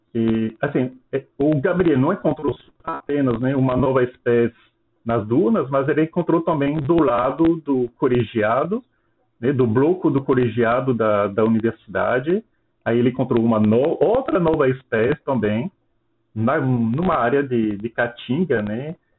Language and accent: Portuguese; France; Portuguese is a second language; moved away as an adult; now in Petrolina, Brazil; sou francês, eu me formei na França em ciências biológicas